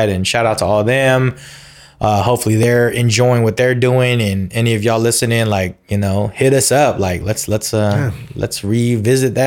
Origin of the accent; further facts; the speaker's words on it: Union City, United States; my hometown Union City